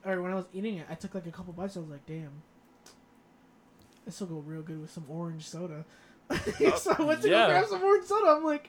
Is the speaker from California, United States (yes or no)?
no; Florida, United States; born or raised there; also born or lived in Bronx, New York